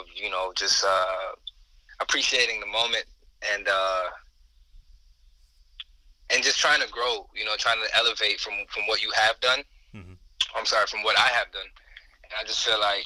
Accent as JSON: {"language": "English", "region": "Florida", "country": "United States", "tie": "born or raised there", "also_born_or_lived": "Brooklyn, New York", "said": "I was born in New York, Brooklyn kid, moved to Florida when I was about 7"}